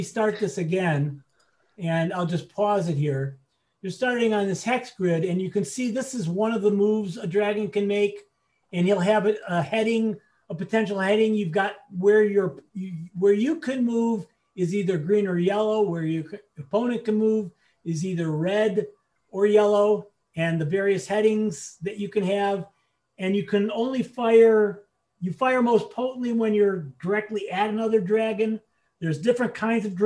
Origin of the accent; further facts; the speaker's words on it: Chicago, Illinois, United States; I'm a Chicago boy